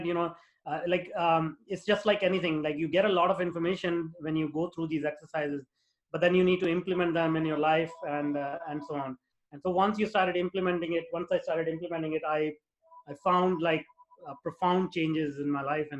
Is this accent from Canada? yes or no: no; India; moved away as an adult; now in North America; I grew up in India, in a very small town.